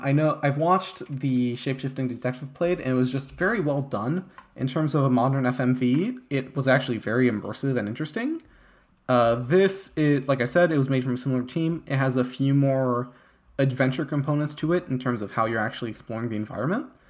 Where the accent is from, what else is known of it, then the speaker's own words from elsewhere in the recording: France; I grew up in France